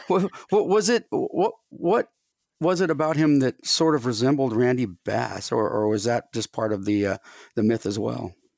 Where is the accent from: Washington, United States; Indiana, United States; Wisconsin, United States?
Washington, United States; Tacoma; growing up in Tacoma, Washington